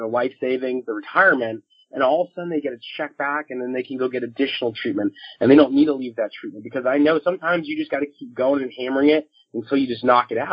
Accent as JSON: {"language": "English", "region": "Florida", "country": "United States", "moved": "yes", "said": "I'm originally from Florida"}